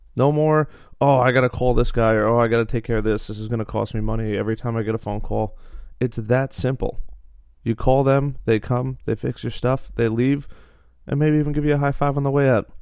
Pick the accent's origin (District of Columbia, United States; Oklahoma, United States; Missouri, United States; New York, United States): New York, United States; Long Island; we're from Long Island